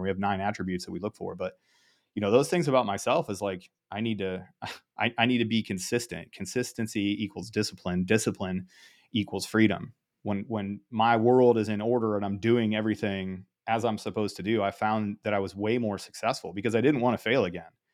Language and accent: English; Ohio, United States; grew up in Ohio